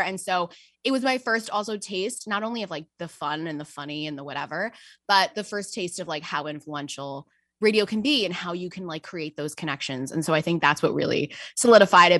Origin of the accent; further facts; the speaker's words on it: Westchester County, New York, United States; I am actually from New York. I am from Westchester County